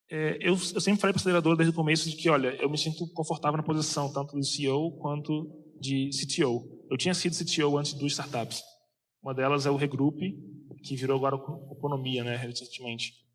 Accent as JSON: {"language": "Portuguese", "region": "Rio de Janeiro", "country": "Brazil", "also_born_or_lived": "São José dos Campos / United States", "moved": "as an adult", "said": "eu sou carioca"}